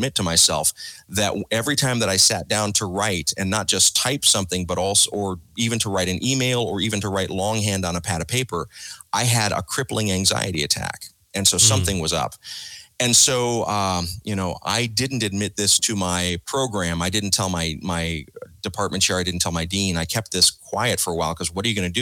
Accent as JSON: {"language": "English", "region": "South Georgia", "country": "United States", "tie": "born or raised there", "said": "growing up in South Georgia, listening to WDAK, the rock and roll station"}